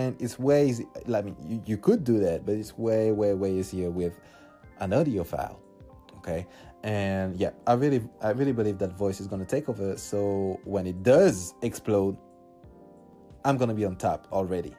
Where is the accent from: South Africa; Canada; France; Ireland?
France; Paris, Île-de-France; English is a second language; I'm from France, I'm from Paris, and nobody speaks English here.